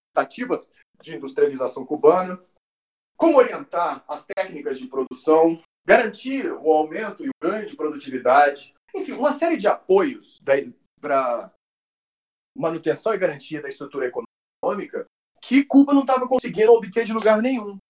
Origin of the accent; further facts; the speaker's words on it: Brazil; Eu brasileiro